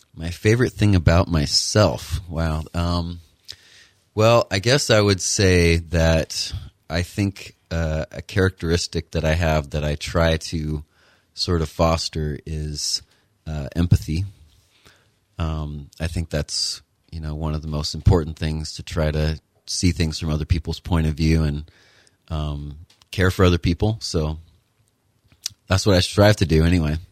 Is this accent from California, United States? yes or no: no; Connecticut, United States; moved away as an adult; also born or lived in Kentucky / Utah / Florida; I was born and raised in Connecticut, went to high school there